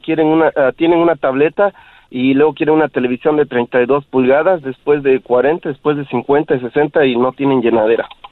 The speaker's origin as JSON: {"language": "Spanish", "country": "Mexico", "said": "yo soy de México"}